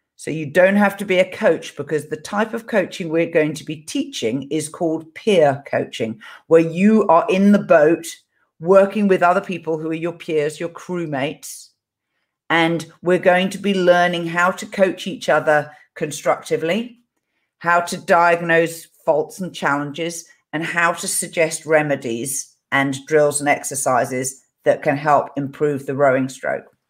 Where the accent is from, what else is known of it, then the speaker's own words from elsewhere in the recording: England, United Kingdom; this is me being English